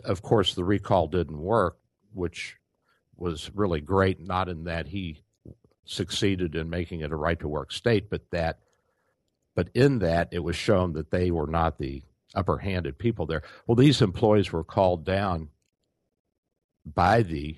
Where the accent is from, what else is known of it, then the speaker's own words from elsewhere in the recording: Louisville, Kentucky, United States; I grew up in Louisville, Kentucky, where the Courier Journal was